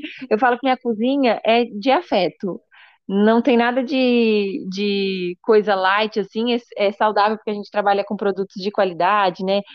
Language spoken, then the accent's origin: Portuguese; Brazil; eu sou brasileira, acabei de me formar